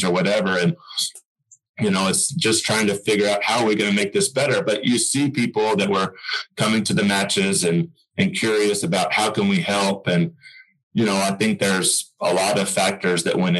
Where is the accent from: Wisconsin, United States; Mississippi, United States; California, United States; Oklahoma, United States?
Oklahoma, United States; I'm from Oklahoma, and I always had a passion to come back and helping tennis in the state become better